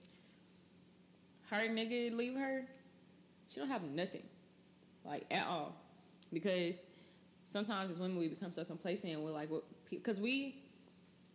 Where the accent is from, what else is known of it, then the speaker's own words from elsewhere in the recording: Texas, United States; moved away as an adult; also born or lived in Ohio; I'm from Texas